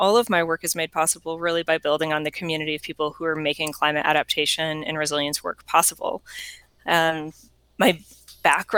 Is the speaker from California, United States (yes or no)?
no; Cooperstown, New York, United States; growing up in a small and a rural town, but a town that is dominated by a major tourism industry of baseball, because I come from Cooperstown, New York